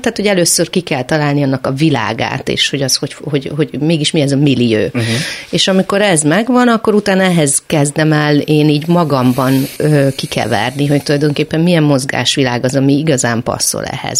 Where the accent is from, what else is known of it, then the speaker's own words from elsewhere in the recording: Szeged, Csongrád-Csanád, Hungary; Valóban Szegeden születtem, ott nőttem föl